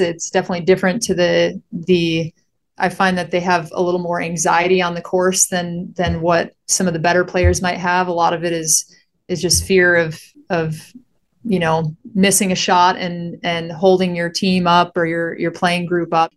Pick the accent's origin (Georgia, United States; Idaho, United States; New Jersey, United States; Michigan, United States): Michigan, United States; moved away as an adult; now in Phoenix, United States; I grew up in Michigan. I was there for, what was it, twenty-two years or so, and then I, I headed out here right after graduation